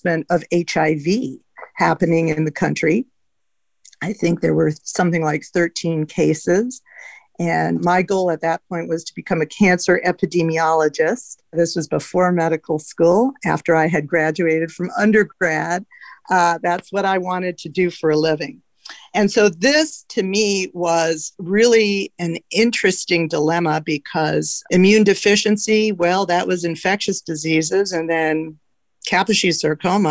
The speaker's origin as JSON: {"language": "English", "country": "Canada", "also_born_or_lived": "Los Angeles, United States", "moved": "yes", "lives_now": "San Francisco, United States", "said": "I'm Canadian, so I went to medical school in Canada"}